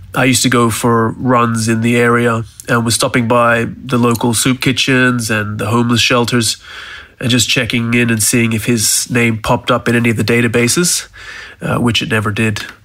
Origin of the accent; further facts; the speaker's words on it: Townsville, Queensland, Australia; now in Switzerland; Growing up in Townsville until the age of about 11